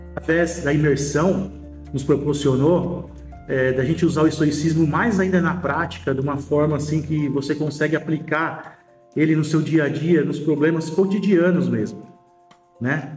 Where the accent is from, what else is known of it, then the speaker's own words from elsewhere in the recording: São Paulo, Brazil; tenho 43 anos, sou de São Paulo, capital, sou empresário